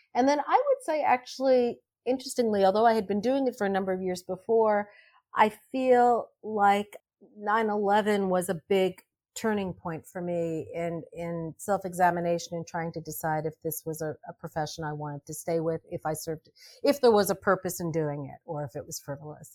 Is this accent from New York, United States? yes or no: yes; New York City, New York, United States; I grew up in Greenwich Village